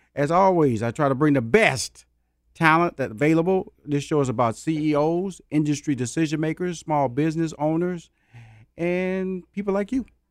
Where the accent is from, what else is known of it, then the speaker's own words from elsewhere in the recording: Houston, Texas, United States; my hometown of Houston, Texas